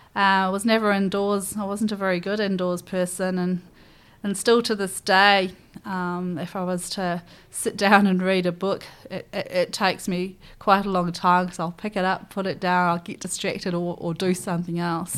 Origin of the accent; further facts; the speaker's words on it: Nottingham, East Midlands, United Kingdom; moved away as an adult; now in New Zealand; I grew up in, uh, Nottingham, so born and bred in Nottingham